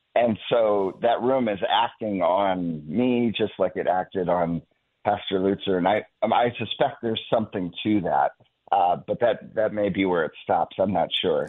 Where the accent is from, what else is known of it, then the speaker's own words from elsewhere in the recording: Northeast Ohio, United States; moved away as an adult; also born or lived in Texas; I grew up in Northeast Ohio